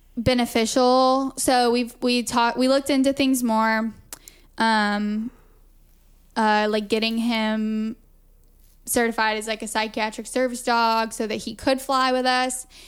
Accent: Augusta, Georgia, United States; now in Lisbon, Portugal; we're both from Augusta, Georgia

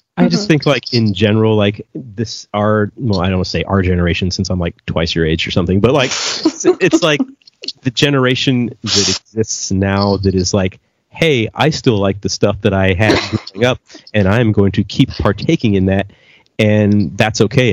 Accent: United States; moved away; I grew up in America

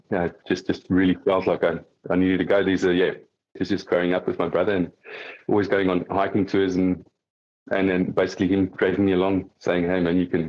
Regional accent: Sasolburg, Free State, South Africa; moved away as an adult; also born or lived in Vrede; now in Australia; Grew up in Sasselburg in the Free State, the Northern Free State, and then basically finished my schooling in Frieda in the Eastern Free State.

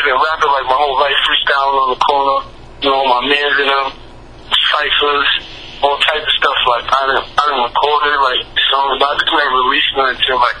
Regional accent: New York City, New York, United States; I'm from the Bronx, New York

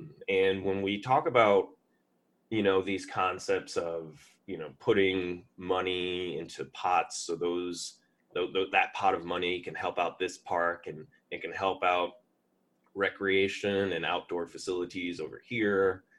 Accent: Philadelphia, Pennsylvania, United States; also born or lived in California / Wisconsin / Texas; now in Washington, United States; I was born in Philadelphia, but I like to say I was raised around the country, and that included some time in California, Wisconsin, and Texas before I came back to Philly to finish high school

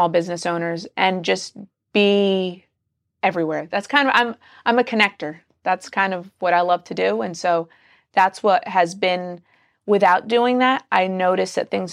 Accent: New Jersey, United States; moved away as an adult; now in Northern Virginia, United States; We're from New Jersey.

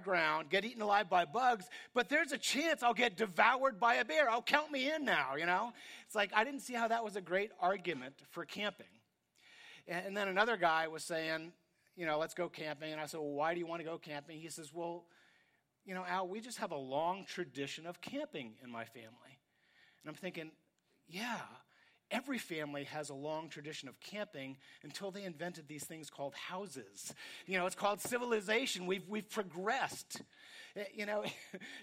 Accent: New York, United States; I grew up in New York, and we're kind of cynical there.

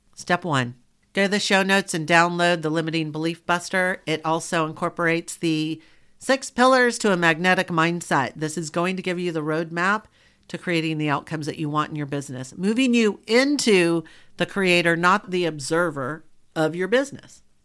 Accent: Southern, United States; accent: Southern; my Southern colloquialisms

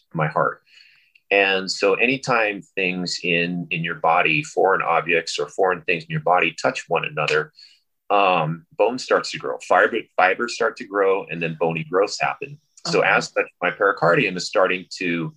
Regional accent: California, United States; moved away as an adult; also born or lived in San Luis Obispo, California; now in Hawaii, United States; I grew up in California

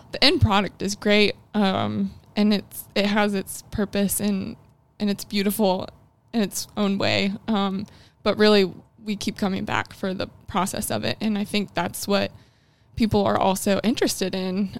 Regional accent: Illinois, United States; moved away as an adult; now in Huntsville, United States; I am originally from Illinois

